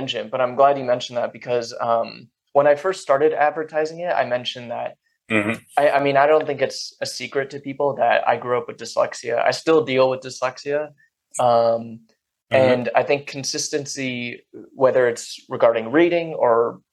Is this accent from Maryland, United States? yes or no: no; Silicon Valley, California, United States; I grew up in Silicon Valley